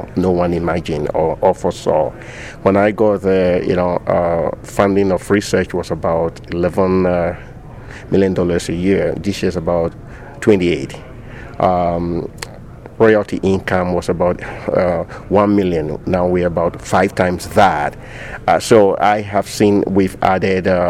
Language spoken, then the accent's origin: English; Ghana; moved away as an adult; also born or lived in Manitoba, Canada / Saskatchewan, Canada; now in Canada; I grew up in Ghana. It's a small country in West Africa